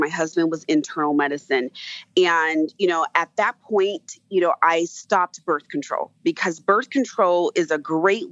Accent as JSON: {"language": "English", "region": "California", "country": "United States", "also_born_or_lived": "East Coast", "moved": "yes", "said": "California is originally where I'm from"}